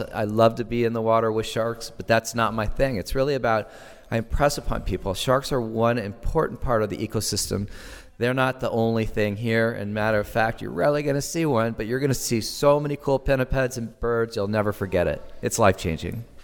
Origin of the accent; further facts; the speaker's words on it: Santa Barbara, California, United States; I grew up in Southern California, and so my sanctuary experience was in the Channel Islands. And I was a kid in Santa Barbara in nineteen sixty-nine.